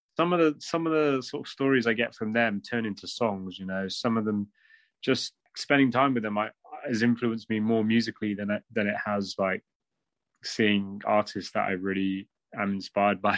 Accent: Bristol, South West England, United Kingdom; I'm from a Punjabi family, and uh, I grew up in Bristol

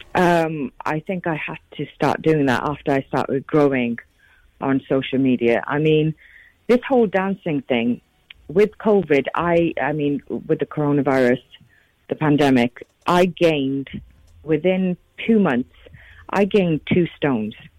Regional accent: United Kingdom; being a British Asian female

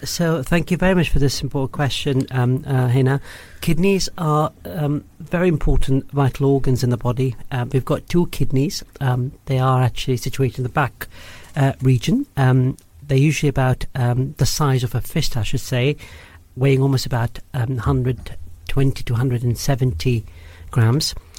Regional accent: Kuwait; moved away as an adult; also born or lived in Karachi, Pakistan; now in United Kingdom; I did all my sort of schooling in Kuwait, born brought up there

